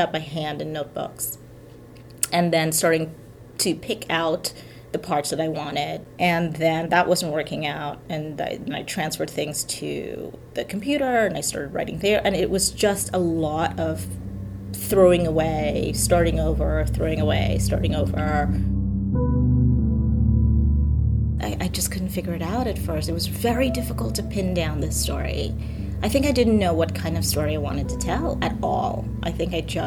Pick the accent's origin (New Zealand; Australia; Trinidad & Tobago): Trinidad & Tobago; the kind of stories that I grew up hearing in Trinidad